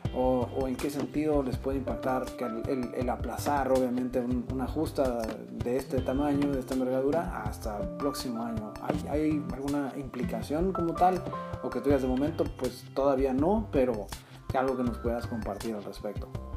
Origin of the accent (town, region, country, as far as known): Mexico